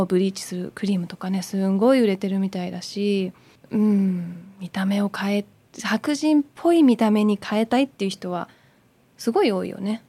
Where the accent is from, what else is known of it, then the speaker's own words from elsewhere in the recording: Surbiton, London, United Kingdom; moved away; 私もイギリス育ち